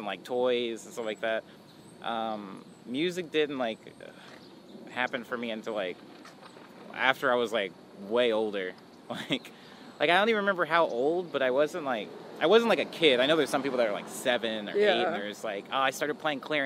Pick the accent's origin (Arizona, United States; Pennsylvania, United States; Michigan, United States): Arizona, United States; Mesa; I was born in Arizona. I was born in Mesa, Arizona